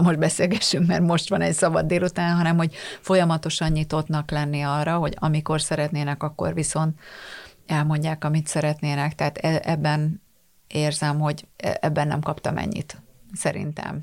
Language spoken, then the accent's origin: Hungarian; Tata, Komárom-Esztergom, Hungary; én Tatán nőttem föl